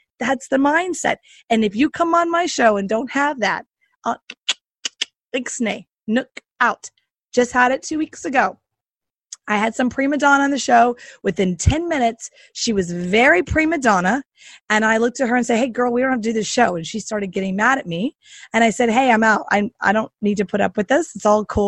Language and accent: English; the South, United States; I'm from the South